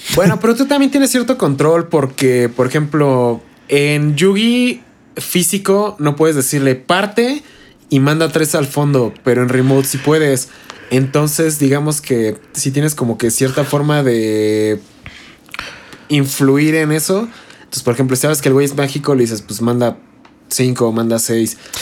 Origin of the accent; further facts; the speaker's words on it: Toluca, State of Mexico, Mexico; nosotros somos de Toluca